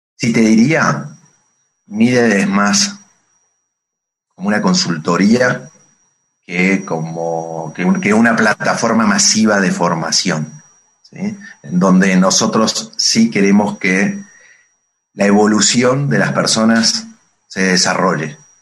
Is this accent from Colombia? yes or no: no; Buenos Aires, Argentina; moved away as an adult; also born or lived in Santa Fe; now in Mexico; De Buenos Aires. Nací, nací en la capital federal de Buenos Aires, porteño, como dirían todos en Argentina.